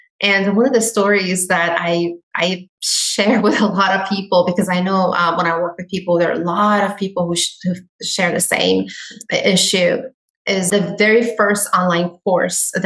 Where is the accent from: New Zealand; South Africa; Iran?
Iran; now in United States; I am Iranian. I come from Iran.